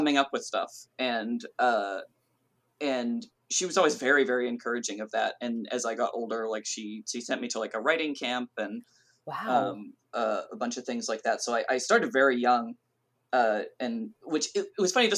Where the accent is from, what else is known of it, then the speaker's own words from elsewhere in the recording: Southern California, United States; I grew up in Southern California